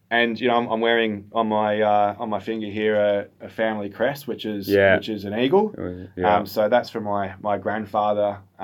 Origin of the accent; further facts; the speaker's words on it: Bendigo, Victoria, Australia; I grew up in Bendigo. My first 3 or 4 years were in Bendigo.